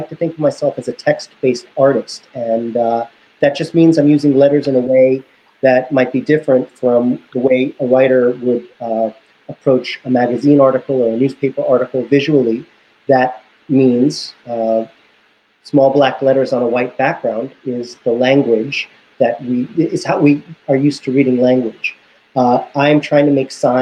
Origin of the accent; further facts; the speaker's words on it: United States; I was born in the United States, but I was conceived in the Soviet Union. My parents came to America about 6 weeks before I was born.